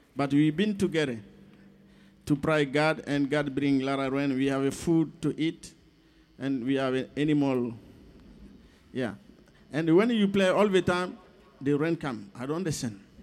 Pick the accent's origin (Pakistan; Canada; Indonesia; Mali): Mali; I'm from Mali